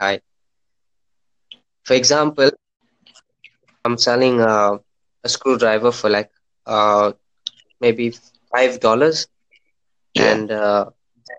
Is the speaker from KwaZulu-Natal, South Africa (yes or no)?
yes; Durban, KwaZulu-Natal, South Africa; I'm from South Africa